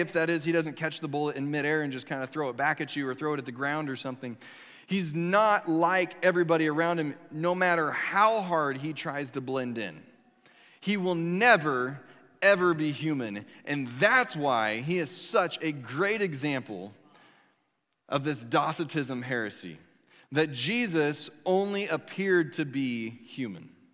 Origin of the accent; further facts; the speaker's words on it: Kansas, United States; moved away as an adult; I'm from Kansas